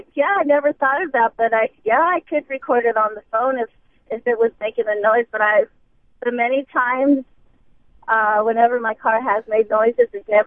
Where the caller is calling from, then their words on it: Chandler, Arizona, United States; I'm calling from Chandler.